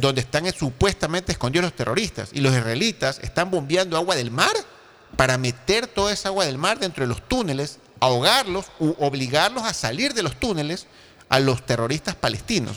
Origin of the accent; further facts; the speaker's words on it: Ecuador; nosotros como ecuatorianos